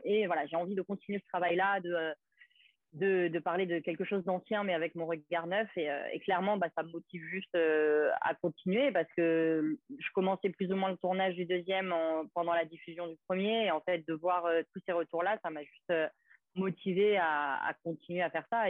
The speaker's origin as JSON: {"language": "French", "town": "Gros-Morne", "country": "Martinique", "said": "j'étais martiniquaise, du Grand Morne"}